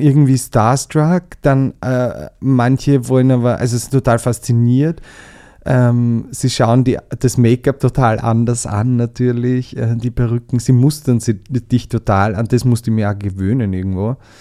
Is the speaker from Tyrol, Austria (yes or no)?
no; Southern Burgenland, Austria; moved away as an adult; now in Vienna, Austria; ich komme ja aus dem Südburgenland